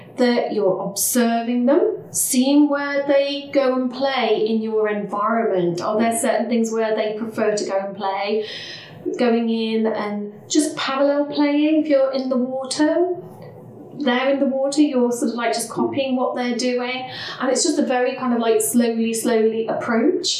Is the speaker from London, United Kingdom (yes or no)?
no; Leicester, East Midlands, United Kingdom; I'm from Leicester